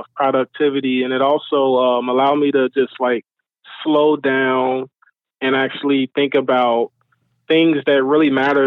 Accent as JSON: {"language": "English", "town": "Chicago", "region": "Illinois", "country": "United States", "tie": "born or raised there", "moved": "as an adult", "said": "I'm away from my hometown, Chicago"}